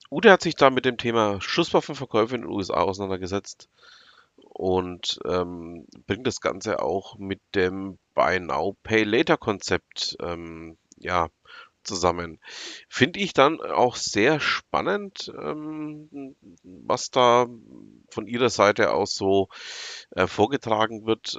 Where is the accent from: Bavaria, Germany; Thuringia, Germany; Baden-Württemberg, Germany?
Bavaria, Germany; Franconia; bei uns in Franken